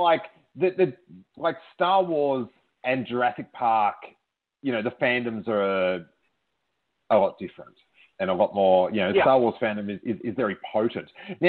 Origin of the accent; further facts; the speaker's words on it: Australia; I'm from Australia